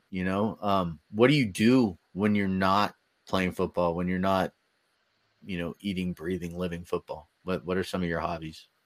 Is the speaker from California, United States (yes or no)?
yes; California, United States; from the Bay Area, so